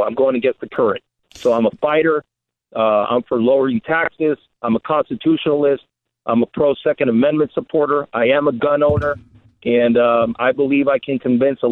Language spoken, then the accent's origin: English; Calexico, California, United States; also born or lived in San Diego; I was born in San Diego. I was raised in the Imperial Valley in Calexico, Central California